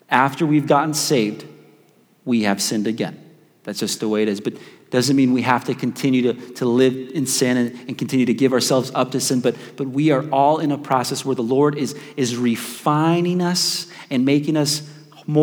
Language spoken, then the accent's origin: English; Chicago, Illinois, United States; now in Wichita, United States; I'm just from South Chicago